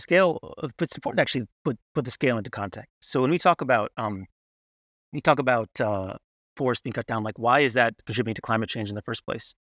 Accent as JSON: {"language": "English", "country": "United States", "said": "as an American"}